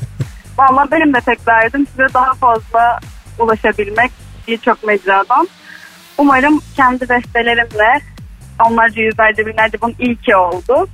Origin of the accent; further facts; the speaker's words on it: Çeşme, İzmir, Turkey; moved away as an adult; now in Istanbul, Turkey; ben bayağı çeşmeliydim